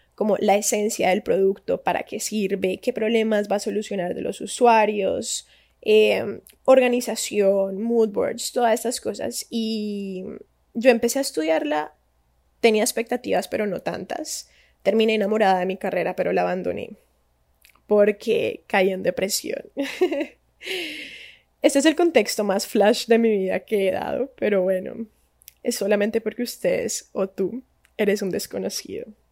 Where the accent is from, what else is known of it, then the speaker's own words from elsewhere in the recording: Cali, Valle del Cauca, Colombia; Soy colombiana de Cali, Santiago de Cali, no Cali, California